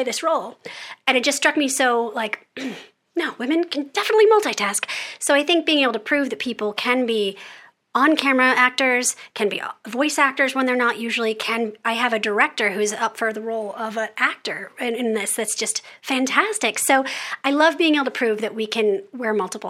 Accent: United States; also born or lived in London; as American children

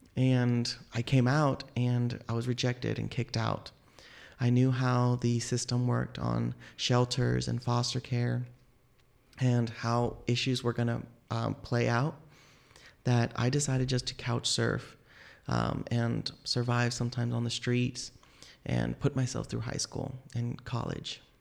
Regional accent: Tulsa, Oklahoma, United States; I was born here in Tulsa, and I still have family members

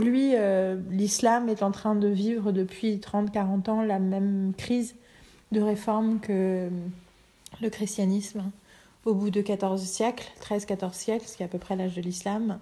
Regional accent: France; also born or lived in Germany / Paris; Je suis française

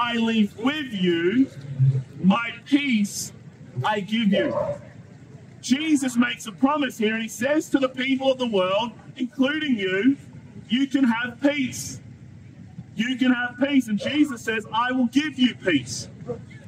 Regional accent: Australia; me as an Australian

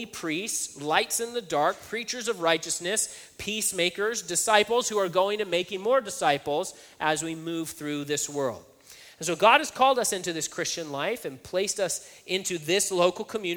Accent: Hanford, California, United States; growing up in Hanford

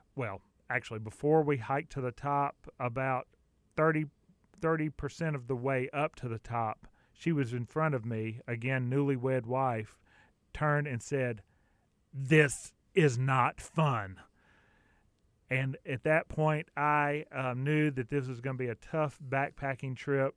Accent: Southern US, United States; accent: Southern; my Southern accent

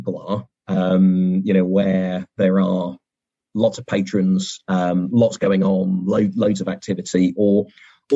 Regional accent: Bristol, South West England, United Kingdom; Bristol, in my hometown where I grew up.

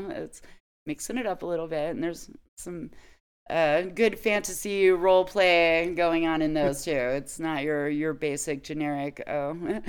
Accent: Nevada, United States; I grew up little in Nevada

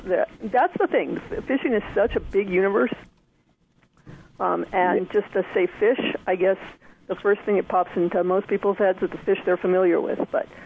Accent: Pennsylvania, United States; moved away; And this is …. I grew up in Pennsylvania and then eventually moved to California probably 30 years ago or so.

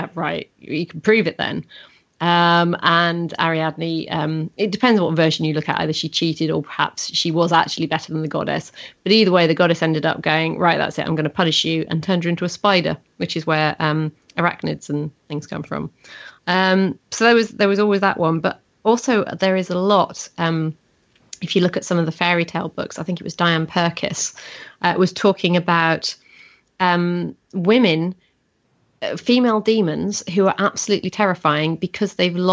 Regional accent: Yorkshire and the Humber, United Kingdom; growing up in North Yorkshire

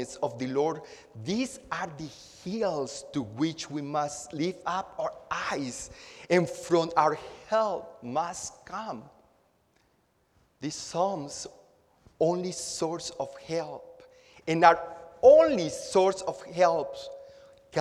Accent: Acapulco, Guerrero, Mexico; now in Houston, United States; I'm from Acapulco, Mexico. My city is built around the Bay of Acapulco, and it's built up in the hills. And when I was a child, I used to go exploring after a rainstorm with all my friends from my neighborhood.

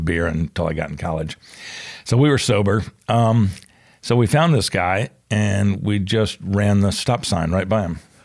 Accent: Atlanta, Georgia, United States; also born or lived in Charlotte, North Carolina; born in Charlotte, um, 'cause my mom was from Charlotte and she was there. My dad was in the war. So born in Charlotte, but moved back to Atlanta pretty quickly

